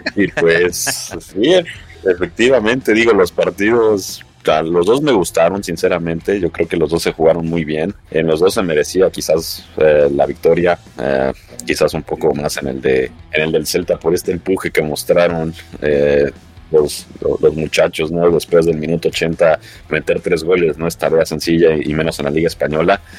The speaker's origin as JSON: {"language": "Spanish", "country": "Mexico", "said": "como mexicano yo"}